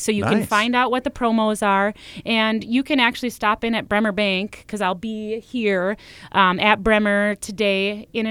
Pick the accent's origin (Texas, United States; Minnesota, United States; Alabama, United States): Minnesota, United States; Pequot Lakes; I'm from Pequot